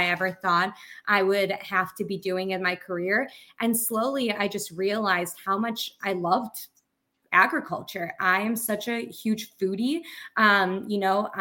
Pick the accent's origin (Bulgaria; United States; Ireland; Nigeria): Bulgaria; I grew up in Bulgaria.